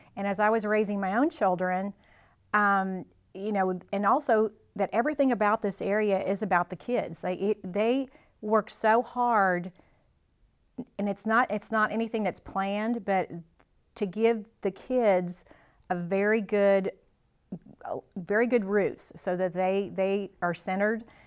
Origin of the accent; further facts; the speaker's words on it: Mountain Grove, Missouri, United States; moved away as an adult; I grew up in Mountain Grove and graduated from here